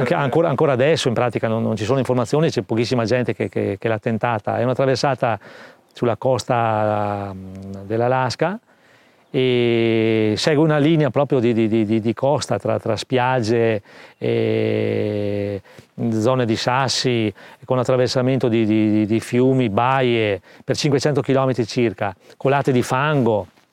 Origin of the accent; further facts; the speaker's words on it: Trento, Trentino-Alto Adige, Italy; Sono nato a Trento nel, eh, millenovecentosettantatre